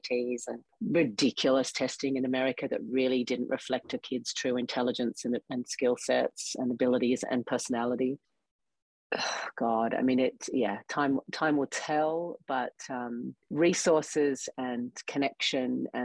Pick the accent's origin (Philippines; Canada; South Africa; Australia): Australia; now in United States; I grew up in Australia in the Australian school system